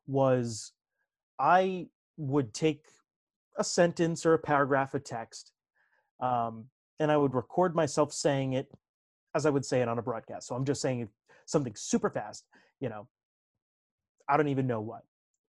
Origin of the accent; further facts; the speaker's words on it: New Jersey, United States; accent: North Jersey Italian; me growing up in Northern New Jersey and talking with a fast, you know, North Jersey Italian accent.